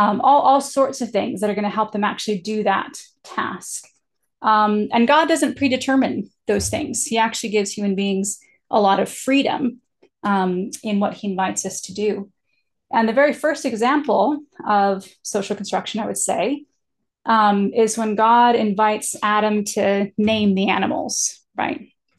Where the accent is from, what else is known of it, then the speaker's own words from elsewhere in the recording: Japan; as an American, I'm socialized into the idea that eye contact communicates, you know, confidence, respect, engagement. But when I grew up in Japan, it's actually extremely disrespectful to make sort of intensive eye contact with somebody